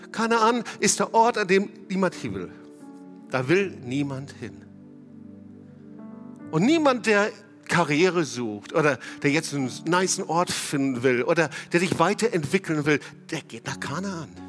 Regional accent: North Rhine-Westphalia, Germany; ich, ich als Westfale habe immer nur Guten Tag gesagt

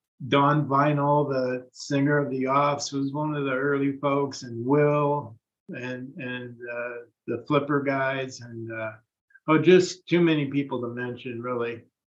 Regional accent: Vallejo, California, United States; also born or lived in San Francisco; Right. Yeah, I was from Vallejo. I didn't meet Michael until I'd moved to San Francisco.

